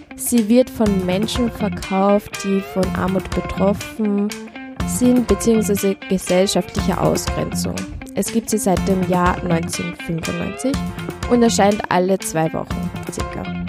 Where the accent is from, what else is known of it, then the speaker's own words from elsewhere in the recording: Upper Austria, Austria; moved away as an adult; now in Vienna, Austria; ich komme aus Oberösterreich